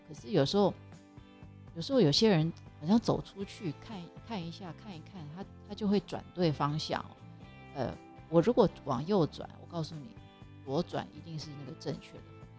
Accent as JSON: {"language": "Chinese", "country": "Taiwan", "also_born_or_lived": "Hawaii, United States", "moved": "yes", "said": "我要放一些食材是我们台湾习惯用的食材，我们中国人习，习惯用的食材"}